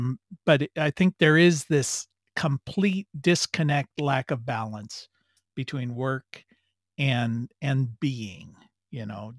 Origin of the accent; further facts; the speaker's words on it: United States; also born or lived in Europe; as American